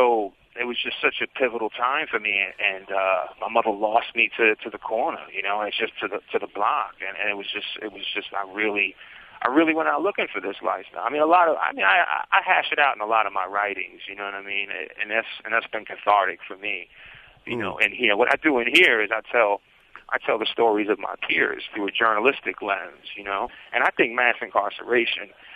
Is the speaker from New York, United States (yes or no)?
yes; New York City, New York, United States; also born or lived in Brooklyn; I grew up in Hell's Kitchen